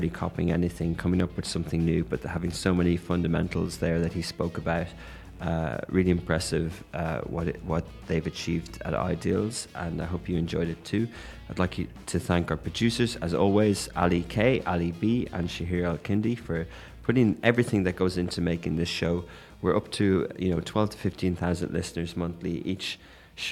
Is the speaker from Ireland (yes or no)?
yes; Ireland; accent: Irish; now in Dubai, United Arab Emirates; my Irish accent